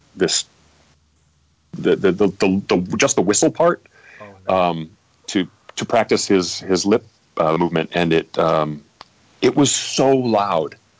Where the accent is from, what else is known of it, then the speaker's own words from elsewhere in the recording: Midwest, United States; now in Los Angeles, United States; I come from the Midwest